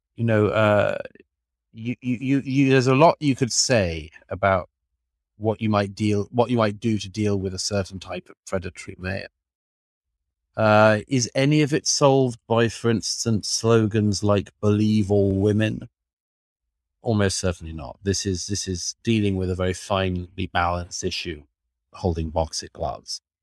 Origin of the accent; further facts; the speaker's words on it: Australia; moved away as an adult; now in New York, United States; Australia, my own country, Perth